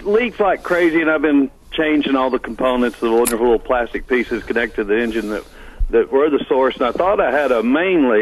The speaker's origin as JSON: {"language": "English", "region": "Texas", "country": "United States", "said": "I'm from Texas."}